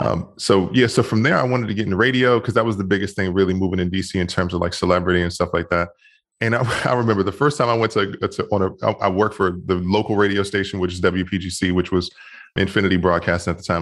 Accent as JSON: {"language": "English", "town": "Washington", "region": "District of Columbia", "country": "United States", "tie": "born or raised there", "also_born_or_lived": "Bethesda, Maryland", "moved": "yes", "said": "I grew up in Washington, D C, and I grew up in a, a really tough neighborhood initially. And then I moved to Maryland and went to high school in Maryland"}